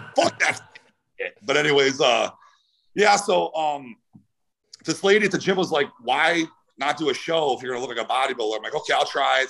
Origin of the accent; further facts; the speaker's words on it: Cleveland, Ohio, United States; moved away as an adult; also born or lived in California; I'm from Cleveland, Ohio.